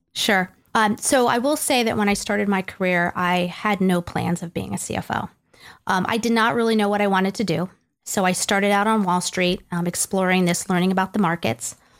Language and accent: English; Greenwich, Connecticut, United States; moved away as an adult; also born or lived in New York City / Nashville, Tennessee; now in Bellevue, United States; I grew up in Greenwich, Connecticut.